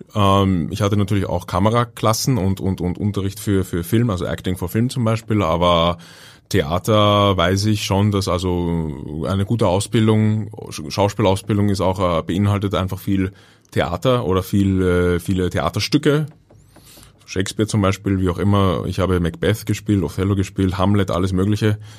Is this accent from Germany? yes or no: no; Vienna, Austria; accent: Viennese; geboren und aufgewachsen bin ich in Wien